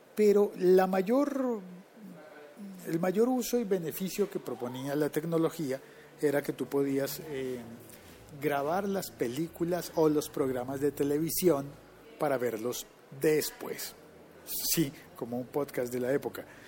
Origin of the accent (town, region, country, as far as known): Colombia